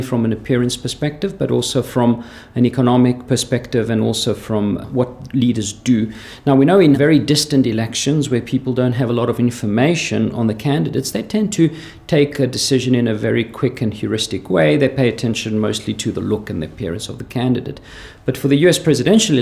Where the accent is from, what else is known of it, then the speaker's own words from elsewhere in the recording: South Africa; accent: slight South African; also born or lived in Switzerland; now in Lausanne, Switzerland; I have a slight South African accent. That's because I was born there from Greek parents